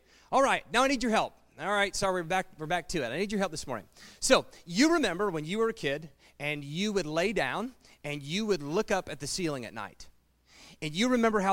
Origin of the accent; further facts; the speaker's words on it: Piqua, Ohio, United States; the thriving metropolis of Piqua, Ohio. By the way, that is my hometown